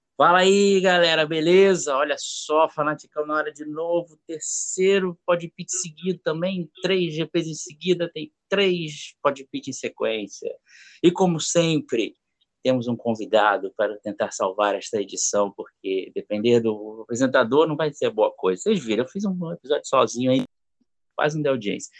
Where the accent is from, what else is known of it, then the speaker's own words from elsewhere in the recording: Rio de Janeiro, Brazil; Sou do Rio de Janeiro